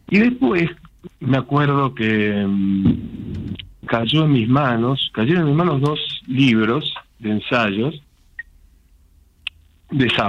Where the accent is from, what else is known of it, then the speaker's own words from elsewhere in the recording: Castelar, Buenos Aires Province, Argentina; de Castelar.